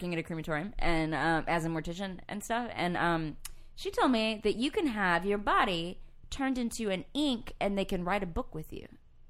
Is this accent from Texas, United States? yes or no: yes; East Texas, United States; But we grew up in East Texas